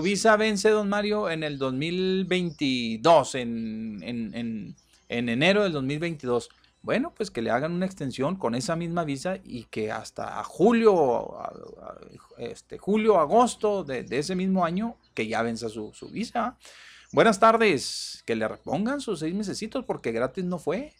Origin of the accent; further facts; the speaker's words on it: Mexico; nosotros aquí como mexicanos